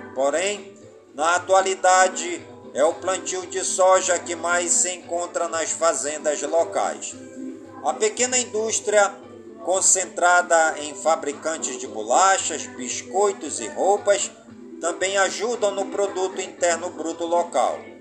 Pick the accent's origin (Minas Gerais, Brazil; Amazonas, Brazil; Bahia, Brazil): Amazonas, Brazil; Careiro da Várzea; do Careiro da Várzea, minha cidade natal